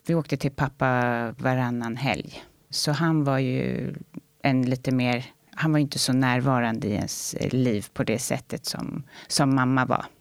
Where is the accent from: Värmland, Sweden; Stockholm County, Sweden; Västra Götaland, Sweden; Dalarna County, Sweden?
Stockholm County, Sweden; Saltsjöbaden; Jag växte upp i Saltsjöbaden med min mamma och min bror